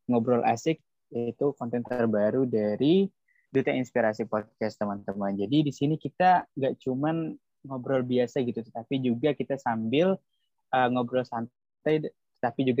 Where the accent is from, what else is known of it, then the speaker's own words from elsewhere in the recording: South Kalimantan, Indonesia; dan juga saya berasal dari Kalimantan Selatan